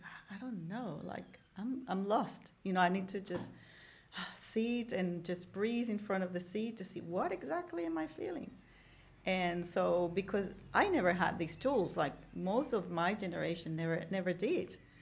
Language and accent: English; Venezuela; grew up in Venezuela